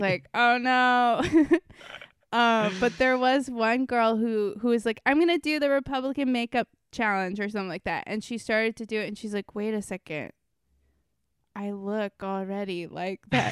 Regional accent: Florida, United States; growing up in Florida

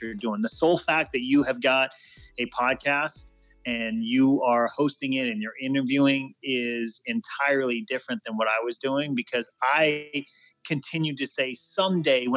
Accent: Guam; my dad was in the Air Force, and I grew up on Guam.

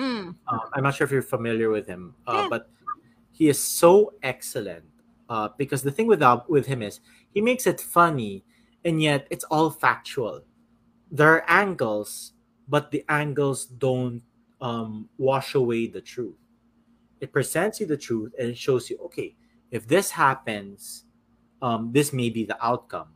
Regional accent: Philippines; I'm a Filipino

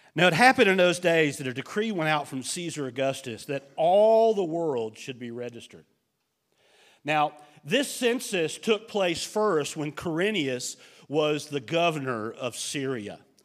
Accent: United States; as an American

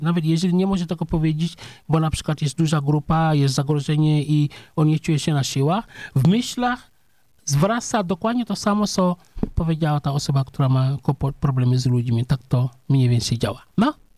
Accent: Senegal; Polish is a second language; moved away as an adult; now in Poland; ja się urodziłem w wiosce

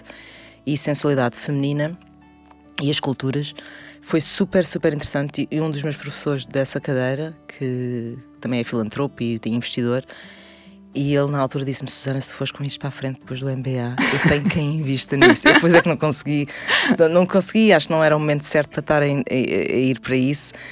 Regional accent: Portugal; quando nós crescemos, as mulheres em Portugal

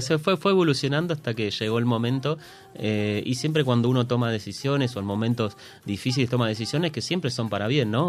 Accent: Comodoro Rivadavia, Chubut, Argentina; los que nacimos en Comodoro y nos criamos

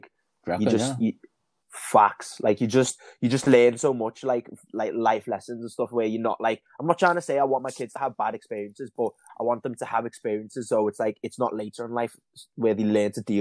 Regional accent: Liverpool, North West England, United Kingdom; I grew up like that suburb lifestyle

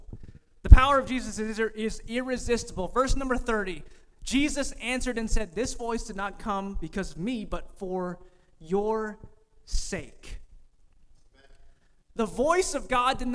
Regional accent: California, United States; moved away; I'm from California

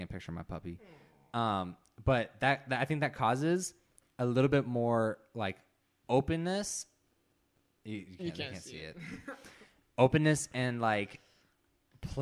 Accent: Southern California, United States; Growing up in Southern California

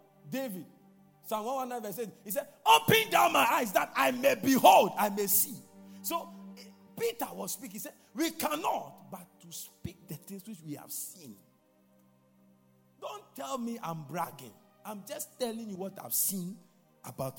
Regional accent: Ghana; I'm a Ghanaian. I'm not a Nigerian

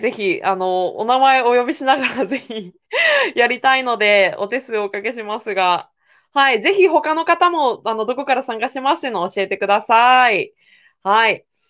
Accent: Owari, Aichi, Japan; 私は生まれも育ちも愛知県の尾張の方の愛知県です。

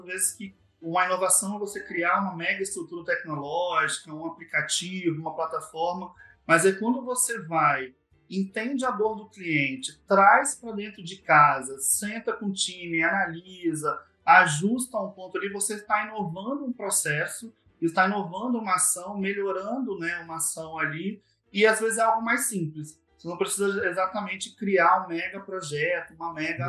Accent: Vitória, Espírito Santo, Brazil; also born or lived in Vila Velha; sou do Espírito Santo, nasci em Vitória, né? E sempre morei aqui

